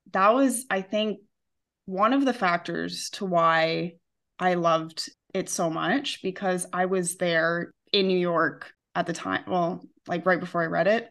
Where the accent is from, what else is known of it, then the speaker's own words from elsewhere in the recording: Western Canada, Canada; moved away as an adult; now in Spain; I'm Canadian